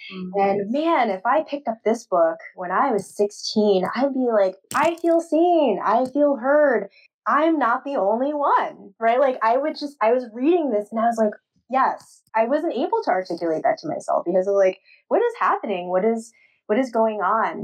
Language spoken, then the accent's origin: English; New York City, New York, United States; now in St. Paul, United States; I grew up in Queens, New York, so I went to Flushing Library in Main Street, Queens